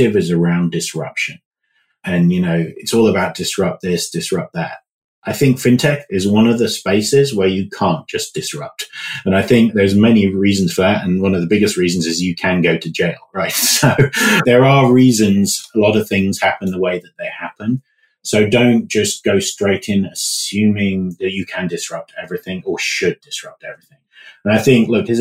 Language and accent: English; United Kingdom; moved away; So as you can tell from my accent, I'm from the UK originally